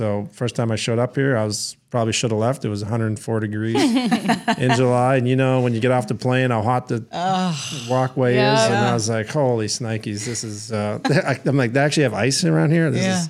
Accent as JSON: {"language": "English", "country": "Canada", "tie": "born or raised there", "also_born_or_lived": "Michigan", "said": "especially when I coming from Michigan and growing up in Canada, hockey centric places."}